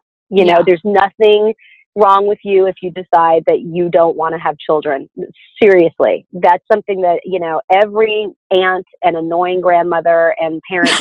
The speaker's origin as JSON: {"language": "English", "region": "the South", "country": "United States", "said": "I'm from the South."}